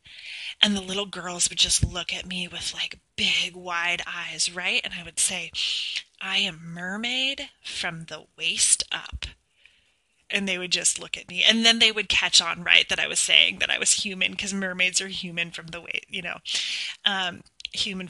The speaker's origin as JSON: {"language": "English", "country": "United States", "tie": "born or raised there", "said": "I was born in the United States, and I was adopted domestically"}